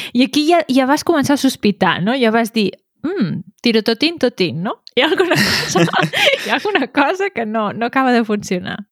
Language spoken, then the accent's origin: Catalan; Berga, Catalonia, Spain; de Berga ens enfadem quan diuen Berga